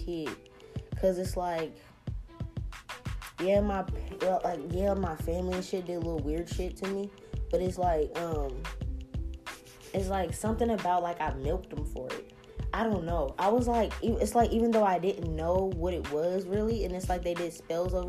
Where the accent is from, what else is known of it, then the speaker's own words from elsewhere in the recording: New Orleans, Louisiana, United States; moved away; we're from New Orleans